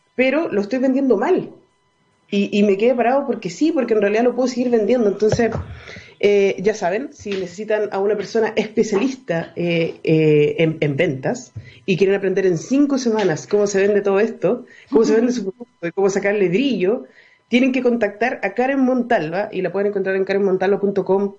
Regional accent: Chile; also born or lived in Viña del Mar; los chilenos

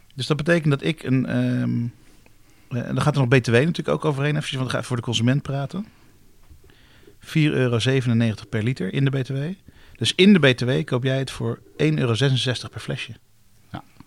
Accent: Netherlands; we als Nederlanders

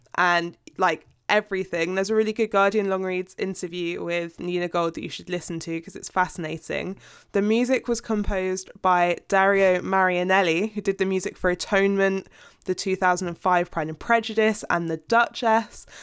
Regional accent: United Kingdom; as a British person who pays a T V license

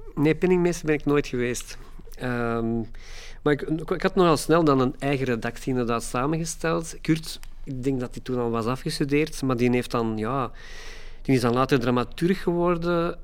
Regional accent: Antwerp, Flanders, Belgium; Ik ben opgegroeid in Hoboken. Eh, een beetje de wastelands van, van Antwerpen

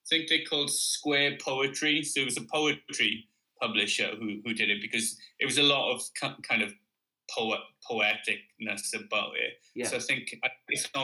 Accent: Ton Pentre, Wales, United Kingdom; born or raised there; moved away as an adult; also born or lived in Swansea; now in Cardiff, United Kingdom

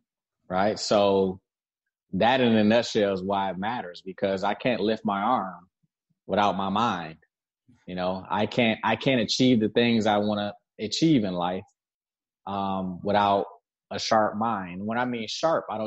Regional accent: Detroit, Michigan, United States; also born or lived in Southfield, Michigan / South Florida; I'm originally from Detroit.

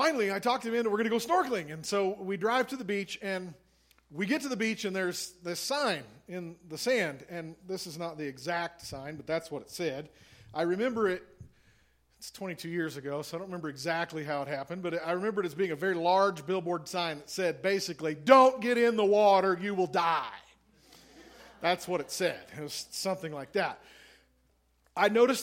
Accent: Missouri, United States; I'm a landlubber from Missouri. I am a farm kid from the middle of the continent

